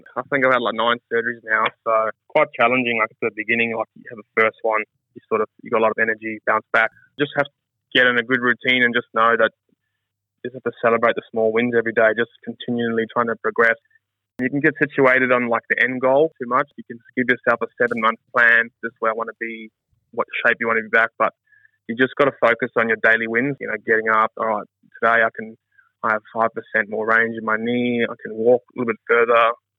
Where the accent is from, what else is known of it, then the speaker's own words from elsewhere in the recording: South Africa; now in Australia; I mean, I'm happily Australian, but proudly South African.